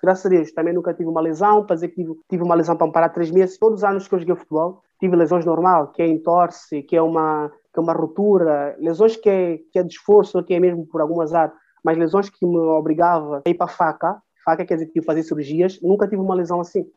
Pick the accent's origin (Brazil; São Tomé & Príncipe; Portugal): São Tomé & Príncipe; São Tomé, Água Grande; sou de cidade da Água Grande, que é a capital.